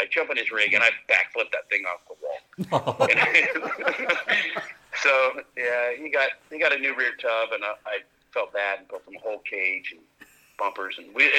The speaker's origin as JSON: {"language": "English", "region": "California", "country": "United States", "tie": "born or raised there", "said": "I grew up in and around the Hammers. I love Johnson Valley."}